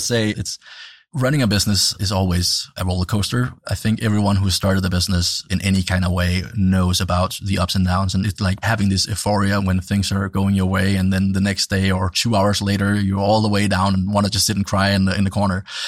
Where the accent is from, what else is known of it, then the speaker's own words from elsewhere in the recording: Denmark; growing up in Denmark